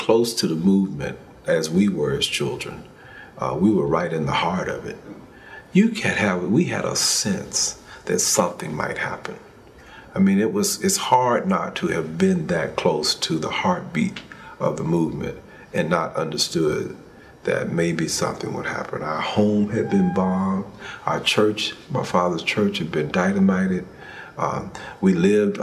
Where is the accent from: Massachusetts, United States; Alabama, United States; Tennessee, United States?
Alabama, United States; Montgomery; moved away; also born or lived in Atlanta, Georgia; I was born in Montgomery